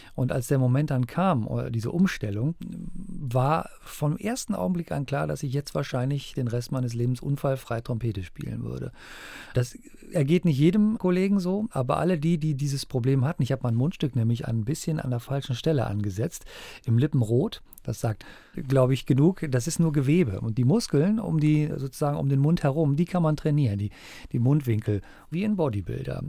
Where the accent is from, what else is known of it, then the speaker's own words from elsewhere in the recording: Germany; bei uns in Deutschland